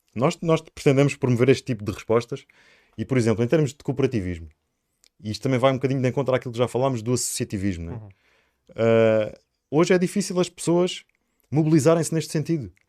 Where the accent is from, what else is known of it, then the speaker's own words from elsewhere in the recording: Sines, Alentejo, Portugal; also born or lived in Lisbon; Eu nasci em Lisboa e no segundo dia de vida fui para Sines